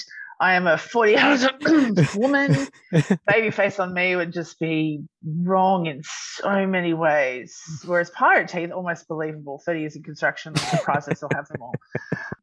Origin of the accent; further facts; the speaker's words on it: Australia; I'm an Aussie